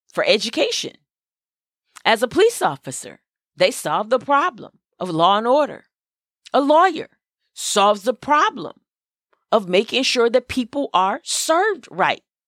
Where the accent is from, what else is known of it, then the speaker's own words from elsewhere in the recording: Flint, Michigan, United States; I grew up in Flint, Michigan